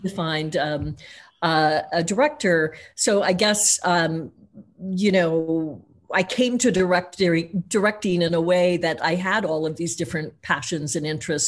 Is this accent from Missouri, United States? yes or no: yes; Missouri, United States; I grew up in Tornado Alley, um, in Missouri